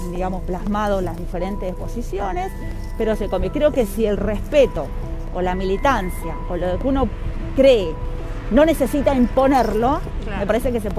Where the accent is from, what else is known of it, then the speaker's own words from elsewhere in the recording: Caleta Olivia, Santa Cruz, Argentina; moved away as an adult; now in Río Gallegos, Argentina; criada. En Caleta Olivia, exactamente, hace ya 13 años que estoy acá en Gallegos adaptándome todavía, pero sí, 13 años